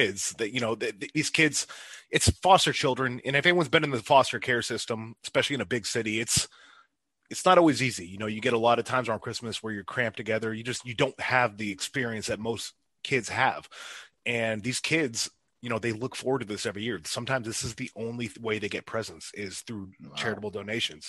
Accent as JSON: {"language": "English", "town": "Erie", "region": "Pennsylvania", "country": "United States", "tie": "born or raised there", "said": "I grew up in Erie, and Erie is actually very big for arm wrestling. Erie, Pennsylvania"}